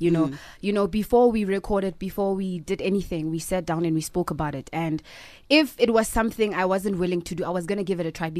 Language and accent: English; Kagiso, Gauteng, South Africa; Well, growing up in Kagiso was... I'm very reserved, you know.